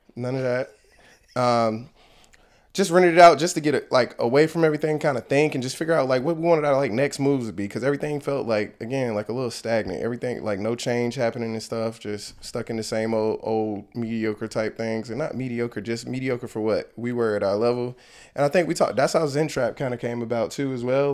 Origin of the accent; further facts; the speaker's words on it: Ahoskie, North Carolina, United States; also born or lived in California; my mom moved us back to North Carolina, to the small town where our family was. I was raised there